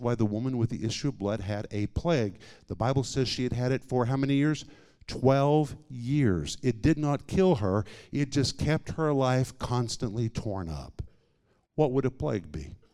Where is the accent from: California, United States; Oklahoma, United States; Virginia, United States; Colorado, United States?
Oklahoma, United States; Tulsa; I grew up in Tulsa, Oklahoma.